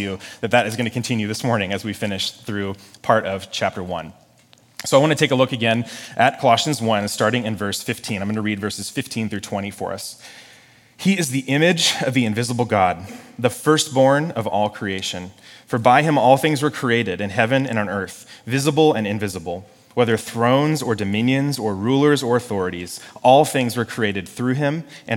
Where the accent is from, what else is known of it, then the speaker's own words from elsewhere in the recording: Sonoma County, California, United States; moved away as an adult; now in Southern California, United States; I grew up in Sonoma County, so I'm kind of new to Southern California